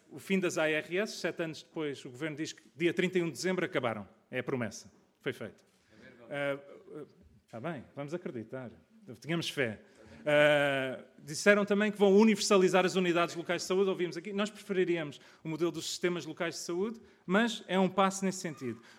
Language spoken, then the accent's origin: Portuguese; Portugal; Tem, tem sido, de facto, um, um, um orgulho como português